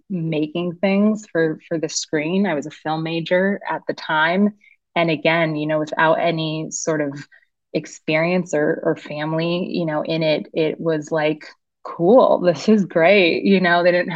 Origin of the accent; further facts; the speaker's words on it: San Dimas, California, United States; also born or lived in East Los Angeles; And I grew up in San Dimas